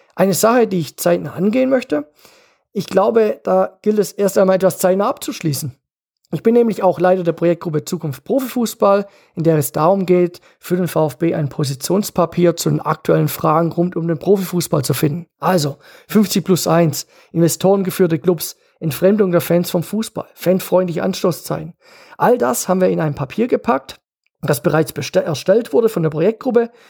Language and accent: German; Geislingen an der Steige, Baden-Württemberg, Germany; now in Kirchheim unter Teck, Germany; ich bin vor 45 Jahren in Geisling an der Steig geboren